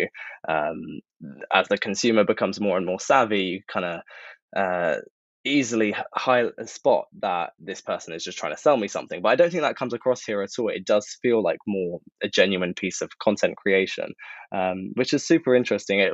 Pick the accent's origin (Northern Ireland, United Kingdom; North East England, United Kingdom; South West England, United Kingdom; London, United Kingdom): London, United Kingdom; I'm from London, was born here, based here